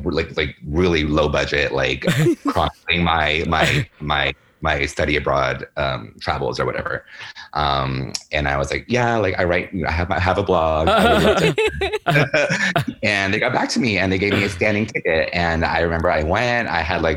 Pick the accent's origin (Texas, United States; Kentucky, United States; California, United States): Texas, United States; Dallas; moved away as an adult; also born or lived in Ecuador / London; now in New York, United States; I was born in Ecuador, but then I grew up in Dallas, outside of Dallas, when I was 4